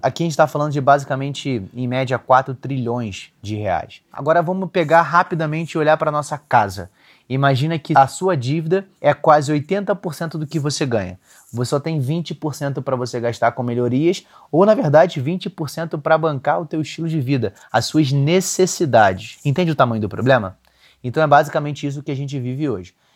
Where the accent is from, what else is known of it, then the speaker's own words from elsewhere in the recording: Rio de Janeiro, Brazil; eu sou carioca